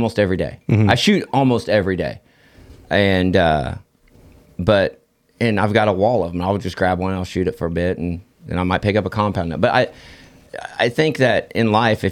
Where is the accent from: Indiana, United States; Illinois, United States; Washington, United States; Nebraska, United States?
Indiana, United States; Terre Haute; I'm from Terre Haute, Indiana.